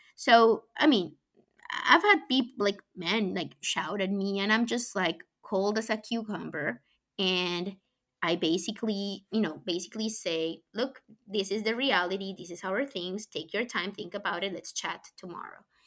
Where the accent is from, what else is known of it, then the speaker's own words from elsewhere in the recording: Colombia; English is a second language; moved away as an adult; now in United States; I was born in Colombia. I grew up there.